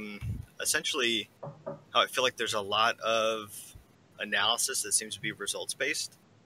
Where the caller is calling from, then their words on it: Lexington, Kentucky, United States; Calling from Lexington, Kentucky.